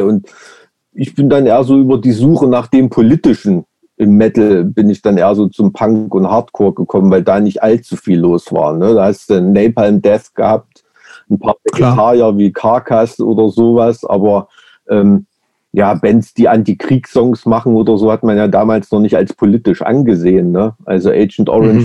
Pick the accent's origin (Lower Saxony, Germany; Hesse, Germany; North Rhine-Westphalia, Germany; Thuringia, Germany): Thuringia, Germany; Weimar; ich bin ja in so einem Plattenbaugebiet aufgewachsen in der DDR